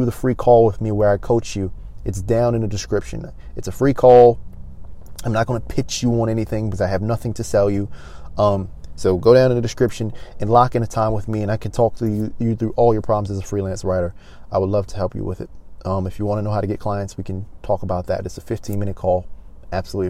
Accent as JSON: {"language": "English", "town": "Baltimore", "region": "Maryland", "country": "United States", "tie": "born or raised there", "moved": "as an adult", "lives_now": "Los Angeles, United States", "said": "I wasn't born here. I was born in Baltimore, Maryland, but I traveled here in November of 2019"}